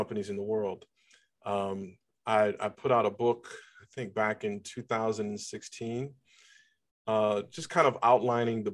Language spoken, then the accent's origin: English; Cleveland, Ohio, United States; moved away as an adult; now in Atlanta, United States; I'm originally from Cleveland, Ohio. I live in Atlanta, Georgia.